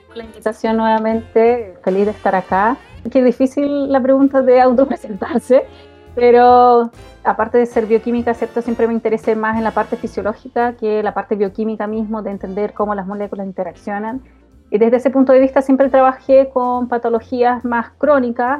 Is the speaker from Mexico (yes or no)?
no; Valdivia, Los Ríos, Chile; moved away as an adult; now in Santiago, Chile; Yo soy de Valdivia.